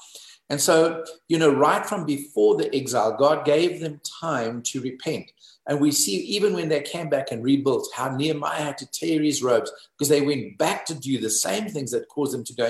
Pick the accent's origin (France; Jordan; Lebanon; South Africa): South Africa; I'm South African